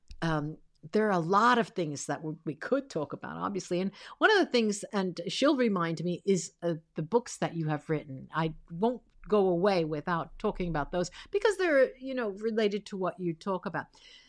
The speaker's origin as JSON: {"language": "English", "country": "United States", "tie": "born or raised there", "also_born_or_lived": "Italy", "said": "very young. My parents immigrated to the United States and I was 6 months old."}